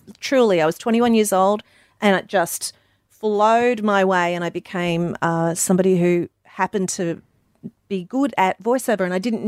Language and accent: English; Mackay, Queensland, Australia; moved away as an adult; now in United States; Growing up in the Mackay Whitsundays area.